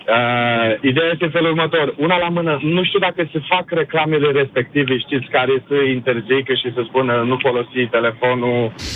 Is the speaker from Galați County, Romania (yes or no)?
yes; Galați, Galați County, Romania; moved away as an adult; now in England, United Kingdom; Sunt din Galați